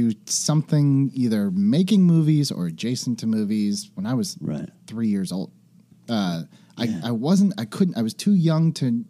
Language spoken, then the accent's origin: English; Fresno, California, United States; Fresno, California. Fresno. Central Valley.